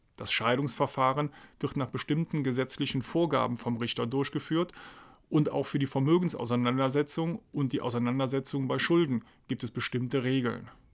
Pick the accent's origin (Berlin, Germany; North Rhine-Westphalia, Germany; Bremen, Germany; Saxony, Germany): North Rhine-Westphalia, Germany; Aachen; moved away as an adult; also born or lived in Trier; now in Heidelberg, Germany; Geboren und aufgewachsen bin ich in Aachen, beziehungsweise in der Nähe von Aachen.